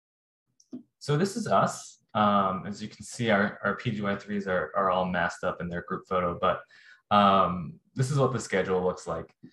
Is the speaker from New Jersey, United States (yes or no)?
yes; New Jersey, United States; moved away as an adult; now in Philadelphia, United States; I grew up in Jersey, close to New York City